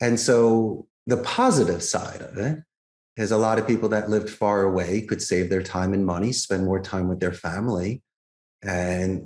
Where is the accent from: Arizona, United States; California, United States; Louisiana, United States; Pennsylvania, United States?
Pennsylvania, United States; Philadelphia; now in Costa Rica; I grew up in Philadelphia